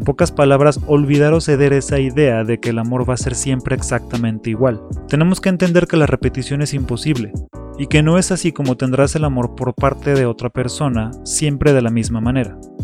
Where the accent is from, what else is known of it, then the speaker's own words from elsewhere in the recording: Mexico City, Mexico; a pesar de no tener nada característico de la Ciudad de México, soy un chilango.